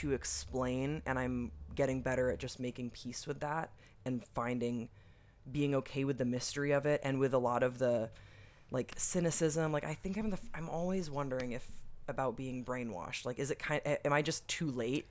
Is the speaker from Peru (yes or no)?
no; Waterloo, Wallonia, Belgium; But I grew up in Waterloo, Belgium. So it was just kind of an odd environment in general, because Belgium is a very this word is so corny, but secular country, you know.